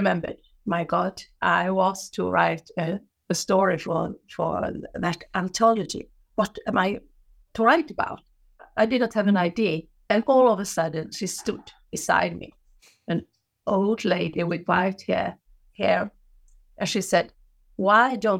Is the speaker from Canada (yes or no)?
no; Gothenburg, Västra Götaland, Sweden; I was born in Gothenburg on the western coast of Sweden